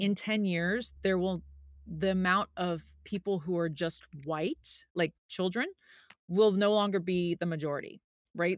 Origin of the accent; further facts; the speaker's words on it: the South, United States; I grew up in the South